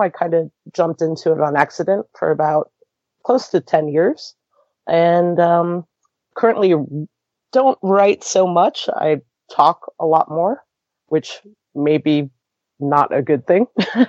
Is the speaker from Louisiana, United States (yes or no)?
no; Florida, United States; I'm an American born with a Brazilian German father and a German mother, and kind of grew up watching the Fort Lauderdale Strikers. I'm from Florida